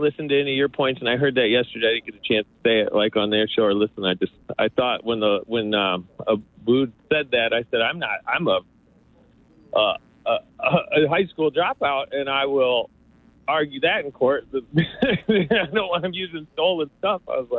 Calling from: Lansing, Michigan, United States

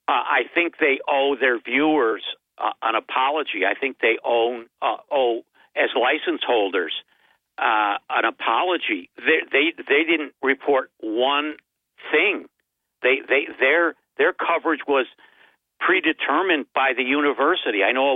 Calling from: Binghamton, New York, United States; I live here in Binghamton, New York.

